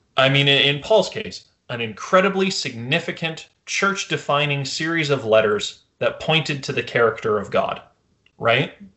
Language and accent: English; Canada; as a Canadian